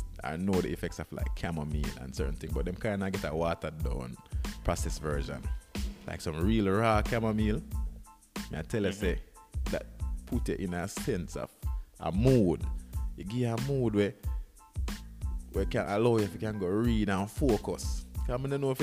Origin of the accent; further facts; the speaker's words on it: Jamaica; growing up in Jamaica